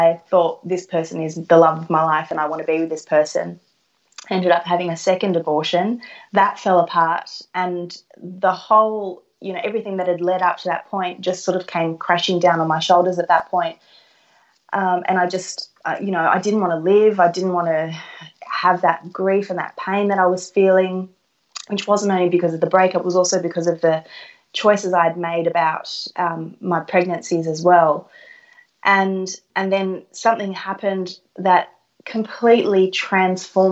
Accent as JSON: {"language": "English", "town": "Sydney", "region": "New South Wales", "country": "Australia", "tie": "born or raised there", "said": "I was born and raised in Sydney, and I'm from an Italian family"}